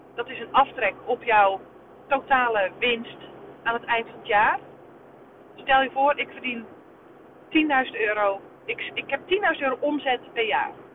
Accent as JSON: {"language": "Dutch", "country": "Netherlands", "said": "wij als Nederlanders"}